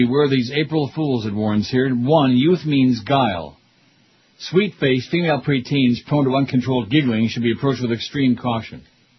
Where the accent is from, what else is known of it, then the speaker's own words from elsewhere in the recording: Canada; I'm Canadian. I'm not too sexual, eh?